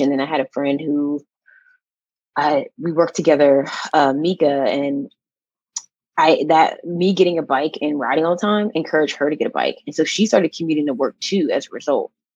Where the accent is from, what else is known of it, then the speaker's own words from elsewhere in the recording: Pittsburgh, Pennsylvania, United States; also born or lived in Atlanta; I'm actually from Pittsburgh, Pennsylvania